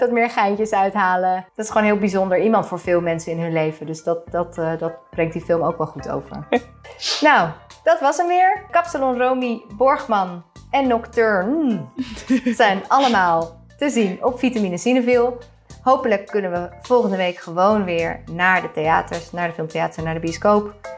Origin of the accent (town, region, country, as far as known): Netherlands